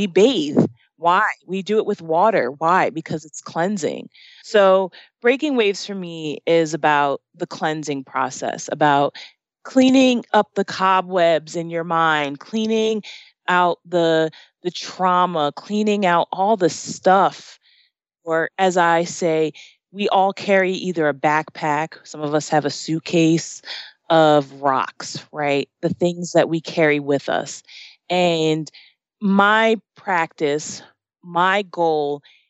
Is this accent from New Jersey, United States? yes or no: yes; New Jersey, United States; moved away as an adult; now in Arizona, United States; I grew up in New Jersey and I grew up in the shore area, where, you know, I'm close to the beach